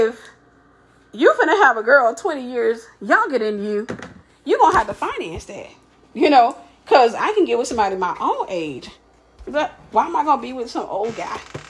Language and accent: English; Mississippi, United States; I was from Mississippi.